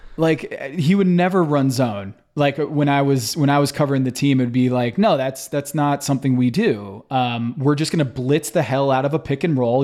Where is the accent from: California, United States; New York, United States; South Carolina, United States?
New York, United States; outside of New York City, United States; I grew up outside of New York City